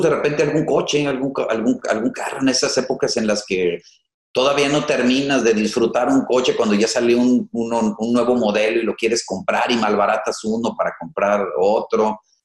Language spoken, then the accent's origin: Spanish; Tepic, Nayarit, Mexico; moved away; Yo soy de Tepic, pero vengo a estudiar la, universidad